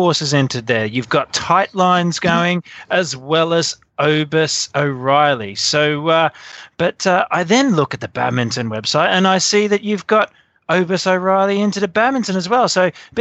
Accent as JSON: {"language": "English", "country": "Australia", "said": "being Australian"}